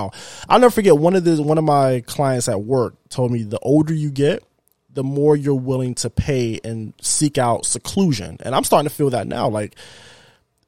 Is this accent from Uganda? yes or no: no; Florida, United States; now in Houston, United States; I'm from Florida